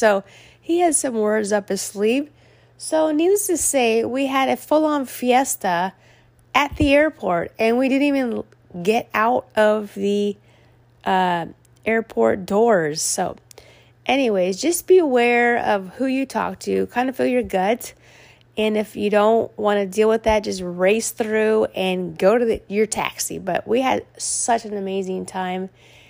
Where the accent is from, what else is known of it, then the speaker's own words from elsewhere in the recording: California, United States; We say we're from California.